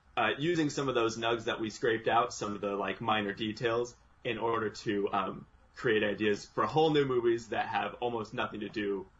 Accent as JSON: {"language": "English", "town": "San Diego", "region": "California", "country": "United States", "said": "We are four brothers from San Diego and one brother in Miami."}